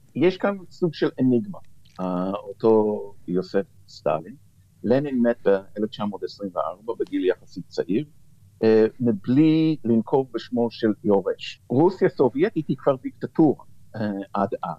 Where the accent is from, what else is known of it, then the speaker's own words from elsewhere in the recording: United States; now in Israel; כנער שגדל בשנות ה-60 וה-70 אה, במערב, בארצות הברית